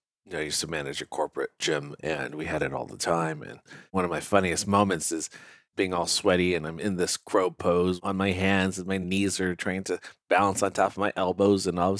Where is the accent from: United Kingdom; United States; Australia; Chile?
United States; San Francisco, California; growing up in San Francisco, it's just that briny, salty air.